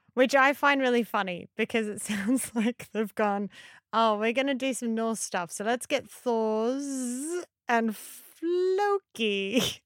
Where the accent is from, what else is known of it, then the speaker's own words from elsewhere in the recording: Australia; as an Aussie